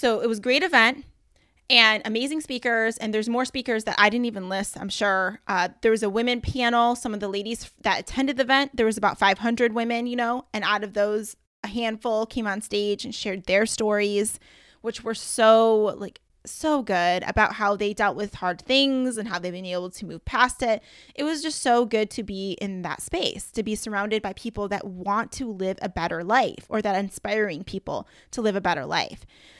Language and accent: English; Michigan, United States; I was like, I can't say y'all because I'm from Michigan and we say you guys.